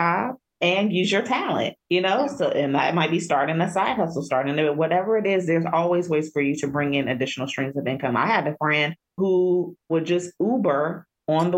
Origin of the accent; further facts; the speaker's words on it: Cincinnati, Ohio, United States; moved away; I'm originally from Cincinnati